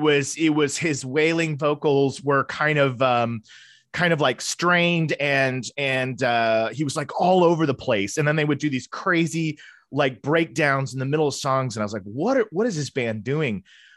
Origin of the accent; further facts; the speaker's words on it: Tulsa, Oklahoma, United States; I'm originally from Tulsa, Oklahoma, and that's where I was born and raised, which is not a place that I get back to often. I moved away